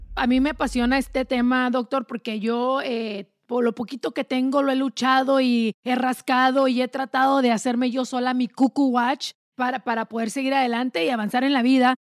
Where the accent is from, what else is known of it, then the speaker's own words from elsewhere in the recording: Delicias, Chihuahua, Mexico; moved away; yo vengo de un rancho allá en pueblito chiquito en Delicia, Chihuahua